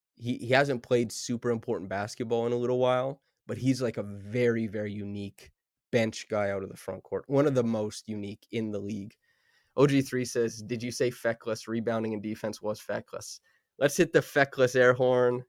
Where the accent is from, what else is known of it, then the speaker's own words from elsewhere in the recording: Saskatchewan, Canada; I grew up in Saskatchewan